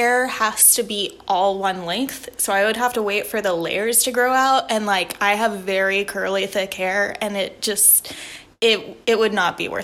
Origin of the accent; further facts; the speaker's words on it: Tennessee, United States; I'm from Tennessee